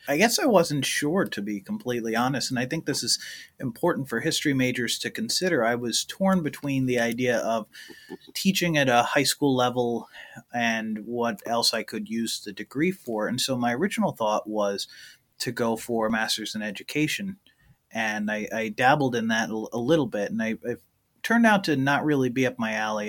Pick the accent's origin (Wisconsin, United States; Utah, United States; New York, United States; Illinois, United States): New York, United States; Middleburg; my hometown in Middleburg, New York